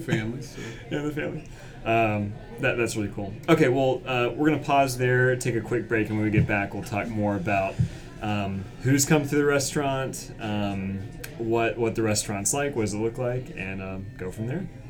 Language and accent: English; Winston-Salem, North Carolina, United States; I'm from Winston Salem